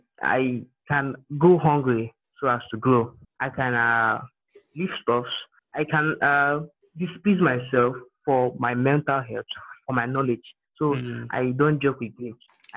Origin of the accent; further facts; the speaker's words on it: Imo, Nigeria; I'm from Nigeria, Imo State in Nigeria.